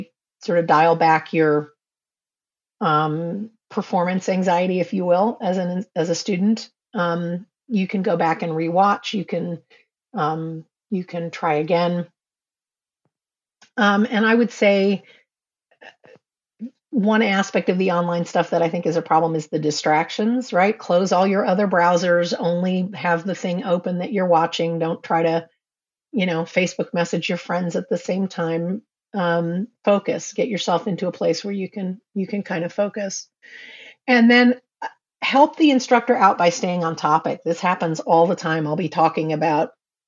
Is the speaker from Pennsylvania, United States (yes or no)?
no; New York City, New York, United States; I grew up in New York City